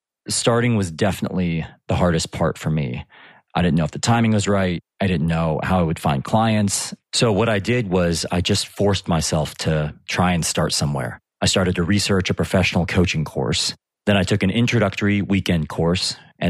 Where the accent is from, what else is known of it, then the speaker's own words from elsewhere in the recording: United States; now in United Kingdom; I'm based near London in the UK, but as you can probably tell from my accent, I'm originally from the US.